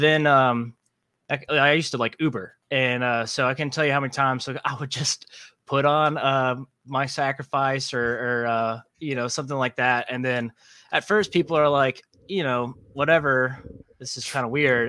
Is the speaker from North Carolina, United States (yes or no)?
no; Savannah, Georgia, United States; I'm from Savannah, Georgia